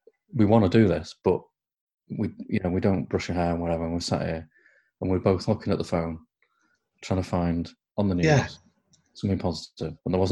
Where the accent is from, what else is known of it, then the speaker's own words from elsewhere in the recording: Crewe, North West England, United Kingdom; moved away as an adult; also born or lived in Plymouth; In Crewe, where I grew up, they were known as smacks.